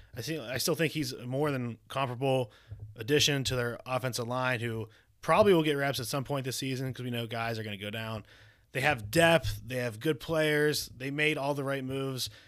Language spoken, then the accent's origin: English; Pittsburgh, Pennsylvania, United States; I'm from Pittsburgh.